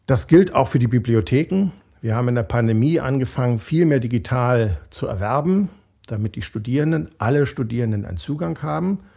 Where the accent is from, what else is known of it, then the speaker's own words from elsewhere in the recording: Berlin, Germany; bin ja äh, geborener Berliner und deshalb äh, als bekennender Preuße auch mal fürs Formale zuständig.